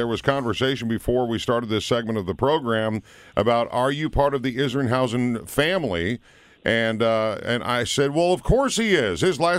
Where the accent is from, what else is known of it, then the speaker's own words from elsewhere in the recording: Minnesota, United States; moved away; I'm from Minnesota.